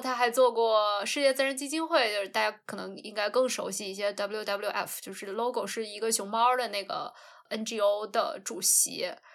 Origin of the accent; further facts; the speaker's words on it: North China, China; 我们家是华北的嘛